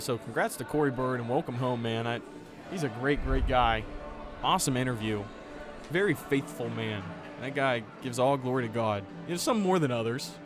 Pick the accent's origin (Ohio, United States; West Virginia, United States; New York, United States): West Virginia, United States; Charleston; the job that I took in Charleston at WCHS. My first job out of college was a sports reporting job. I got lucky to do it in my hometown